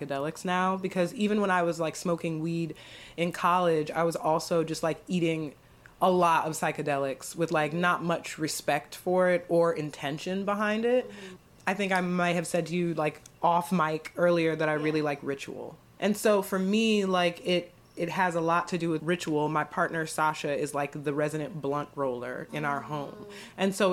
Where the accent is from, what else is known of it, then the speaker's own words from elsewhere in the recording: Akron, Ohio, United States; my hometown of Akron, Ohio